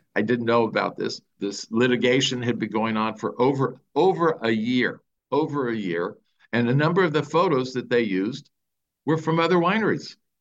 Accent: Southern California, United States; now in Napa County, United States; I grew up in Southern California

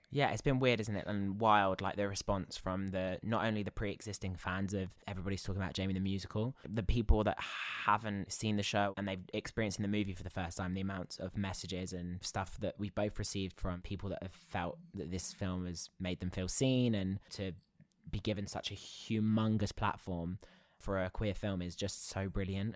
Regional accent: Basingstoke, South East England, United Kingdom; I grew up in Basingstoke

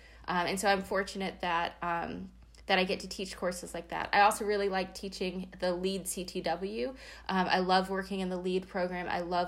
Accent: Durham, North Carolina, United States; moved away as an adult; also born or lived in Ithaca, New York; now in Santa Clara, United States; I am originally from Durham, North Carolina.

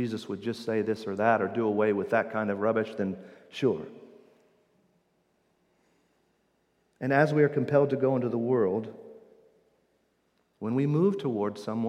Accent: Indiana, United States; accent: Midwestern Indiana; my Midwestern Indiana accent.

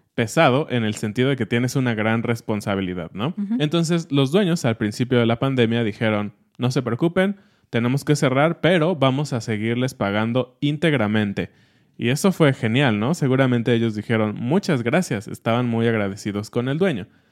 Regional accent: Mexico; somos mexicanos

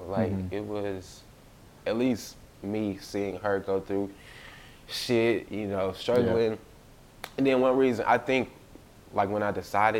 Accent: Port Gibson, Mississippi, United States; also born or lived in Natchez, Mississippi; I'm originally from, I was raised in Port Gibson, mm-hmm. where Alcorn is.

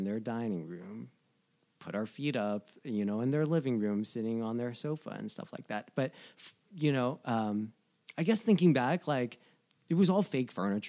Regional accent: New Jersey, United States; now in Los Angeles, United States; know, growing up in New Jersey, going to school in New York and Providence and stuff like that.

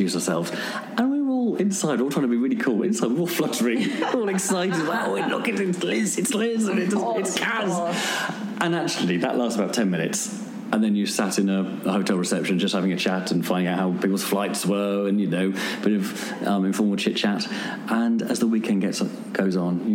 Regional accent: Birmingham, West Midlands, United Kingdom; in Birmingham, my hometown

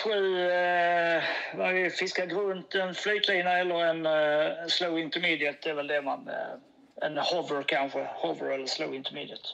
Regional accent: Åhus, Skåne, Sweden; also born or lived in Kristianstad; now in Malmö, Sweden; jag är ju uppväxt på Öst-, det är Åhus, bott i Kristianstad, där fiskat.

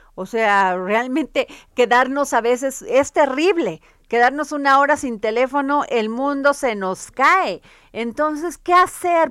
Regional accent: Veracruz, Mexico; en mi pueblo Veracruz

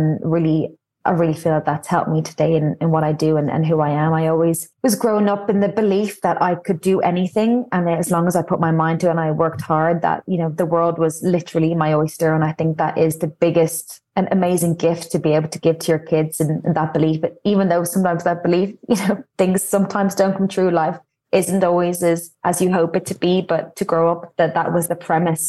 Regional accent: Dublin, Leinster, Ireland; moved away; I'm from Clontarf. I grew up in the same house

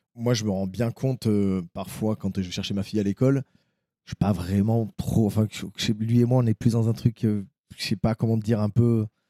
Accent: Bergerac, Nouvelle-Aquitaine, France; je viens de Bergerac, c'est un milieu un peu plus, euh, un peu plus rural

